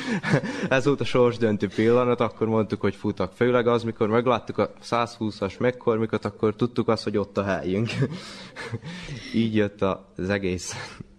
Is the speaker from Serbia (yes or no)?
yes; Torda, Vojvodina, Serbia; Hát őslakos, hát itt születtem, gondolom, tordai lakos vagyok